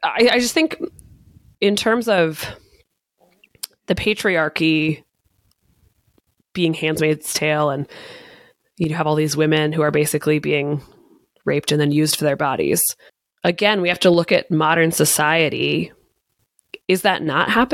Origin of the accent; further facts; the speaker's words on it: United States; growing up in the United States, in the Catholic Church